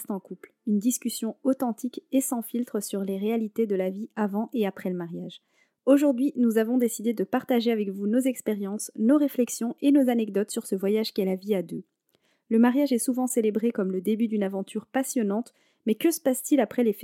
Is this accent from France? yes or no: no; Morocco; Je suis marocaine.